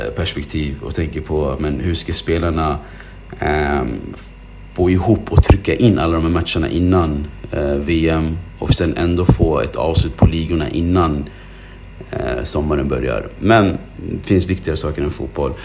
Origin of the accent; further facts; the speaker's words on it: Sweden; jag som svensk som bor i Sverige